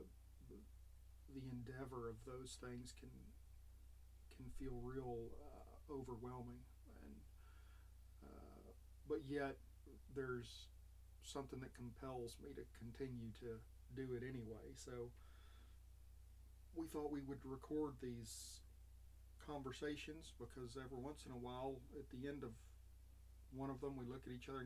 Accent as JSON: {"language": "English", "region": "West Texas", "country": "United States", "tie": "born or raised there", "said": "I grew up in West Texas where we could really see the stars well."}